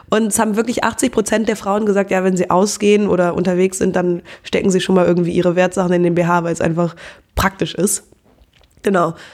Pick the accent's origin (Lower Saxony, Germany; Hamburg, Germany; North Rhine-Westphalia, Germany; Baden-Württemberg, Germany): North Rhine-Westphalia, Germany; Cologne; Ähm, ja, hallo … ich bin 25 Jahre alt und ich komme aus Köln.